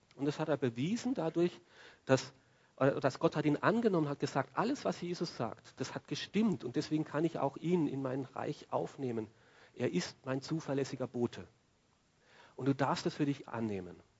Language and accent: German; Austria; bei uns in Österreich